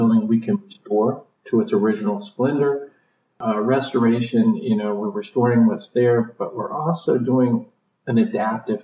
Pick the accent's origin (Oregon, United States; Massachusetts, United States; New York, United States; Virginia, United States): Virginia, United States; Piedmont area; moved away; I grew up in Virginia and sort of the Piedmont area there